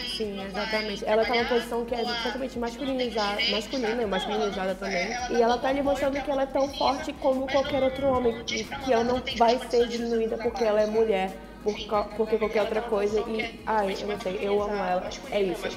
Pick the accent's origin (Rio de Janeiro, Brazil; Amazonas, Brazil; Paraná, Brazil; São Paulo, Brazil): Amazonas, Brazil; Manaus; como amazonense, como manauara e como brasileira